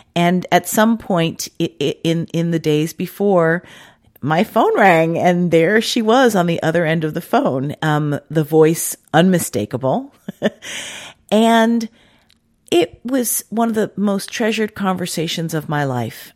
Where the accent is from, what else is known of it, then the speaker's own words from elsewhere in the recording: Washington, District of Columbia, United States; moved away; I grew up in Washington DC and it didn't get cold like